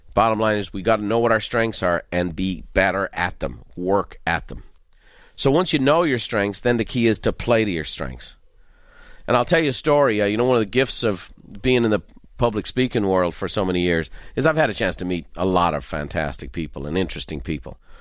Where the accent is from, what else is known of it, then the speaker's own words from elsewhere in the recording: Dublin, Leinster, Ireland; I'm from Dublin